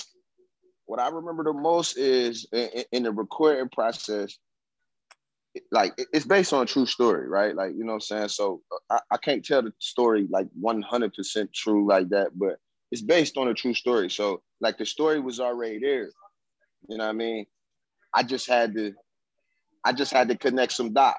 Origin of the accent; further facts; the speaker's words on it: Laurinburg, North Carolina, United States; I'm from Laurinburg, North Carolina